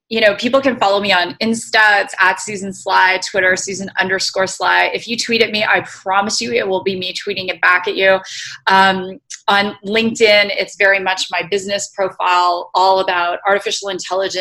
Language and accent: English; Canada; moved away; When I was in Canada, so I'm originally Canadian